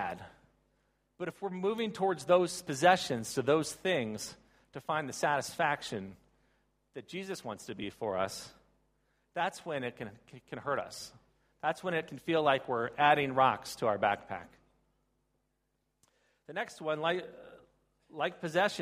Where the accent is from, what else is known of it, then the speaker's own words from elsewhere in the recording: United States; I come from the Baltimore, Washington, D.C. area.